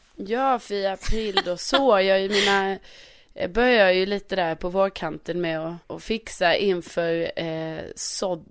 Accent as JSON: {"language": "Swedish", "region": "Skåne", "country": "Sweden", "also_born_or_lived": "Värmland", "said": "jag är ju ändå från Skåne"}